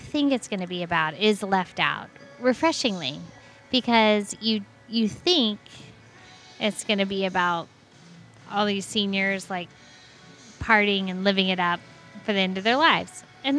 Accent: Florida, United States; Growing up in Florida, hearing about the villages your whole life, it's slightly intriguing.

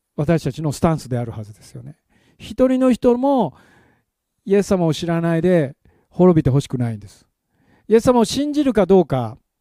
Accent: Japan; 私たちは日本人としてですね

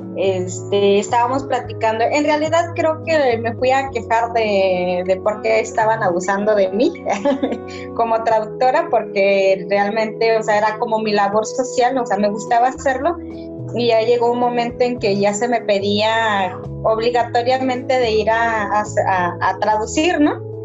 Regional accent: Sierra Tarahumara, Chihuahua, Mexico; moved away; yo como persona que vengo de la Sierra

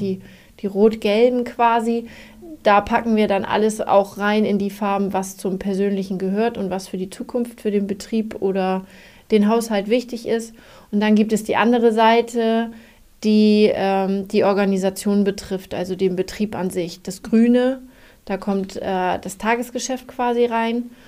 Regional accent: Germany; ich komme aus Jemstedt

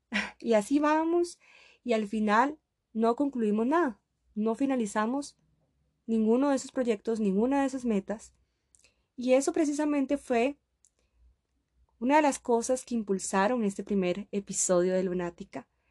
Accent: Costa Rica; moved away as an adult; now in Russia; yo soy costarricense, yo soy de Costa Rica y ahora estoy completamente muy lejos de mi país. Estoy en Rusia

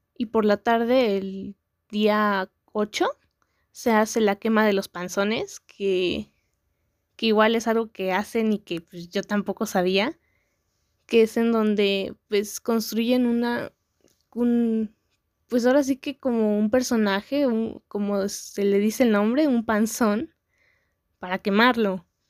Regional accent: Mexico; also born or lived in San Andrés Cholula, Puebla; yo soy mexicana

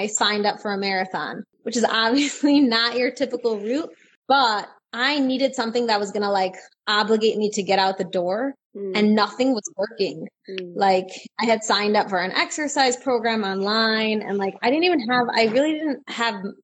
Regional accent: Israel; I am from Israel

